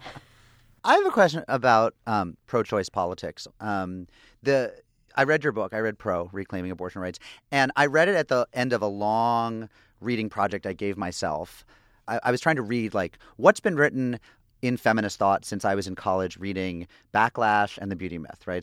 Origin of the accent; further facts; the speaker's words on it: Springfield, Massachusetts, United States; I grew up in an Irish Catholic town. I'm from Springfield, Massachusetts.